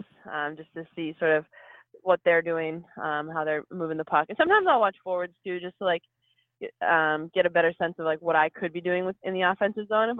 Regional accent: Massachusetts, United States; Growing up in Massachusetts

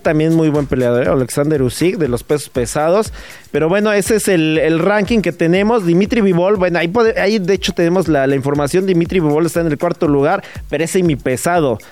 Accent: Mexico; antes que madridista, soy mexicano

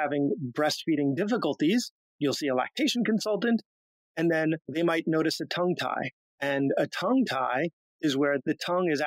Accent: Long Island, New York, United States; moved away as an adult; also born or lived in Pennsylvania / Buffalo / Washington, D.C.; I grew up on Long Island

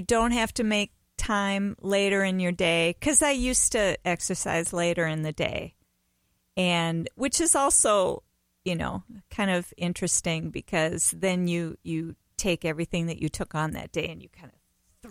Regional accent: Bayport, Minnesota, United States; Okay, I was born in Bayport, which is right south of Stillwater.

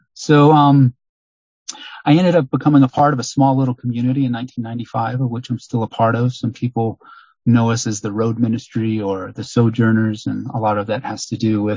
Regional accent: Long Island, New York, United States; moved away; also born or lived in Miami, Florida; I grew up in largely in Long Island, New York, and also in Miami, Florida.

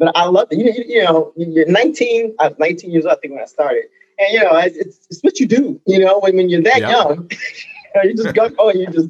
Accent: Chicago, Illinois, United States; moved away; also born or lived in Dallas; I grew up in the Chicago area and great restaurants all around.

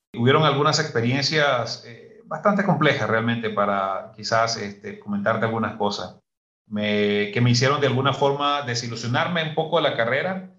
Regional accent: Muy Muy, Matagalpa, Nicaragua; moved away as an adult; now in Guatemala; soy originario del norte de, de, Matagalpa, un pueblo que se llama Muy Muy

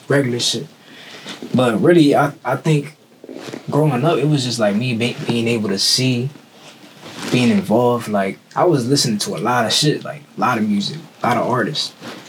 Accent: Lancaster, Pennsylvania, United States; I'm from Lancaster, Pennsylvania, small town.

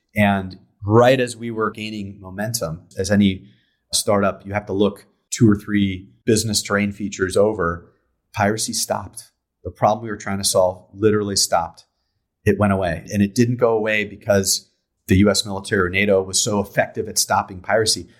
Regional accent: San Diego, California, United States; I'm from, uh, I'm from San Diego, San Diego, California. Grew up here

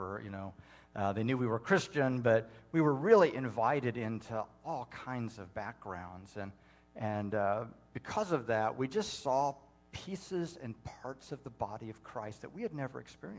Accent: Indiana, United States; I was raised in the Baptist Church in Indiana

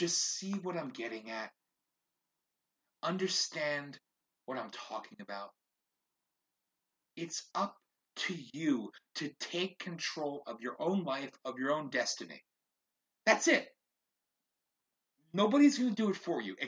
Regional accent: United States; as an American

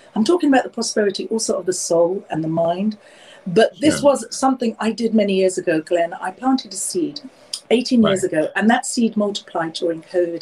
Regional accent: London, United Kingdom; I'm born and raised in London, obviously from Indian heritage

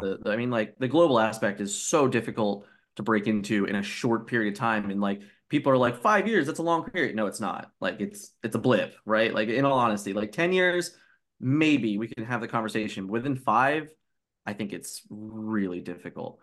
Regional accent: Philadelphia, Pennsylvania, United States; I'm a kid from Philly

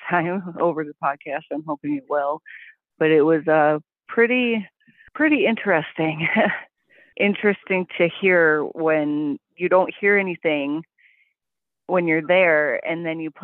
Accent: Salt Lake City, Utah, United States; now in Wisconsin, United States; growing up, I grew up in Salt Lake City, Utah

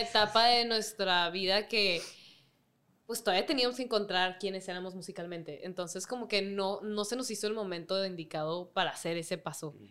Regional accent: Mexico; siendo mexicanas

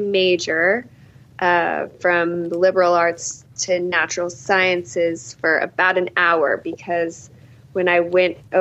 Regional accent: El Paso, Texas, United States; I grew up in El Paso in the very farthest tip of West Texas

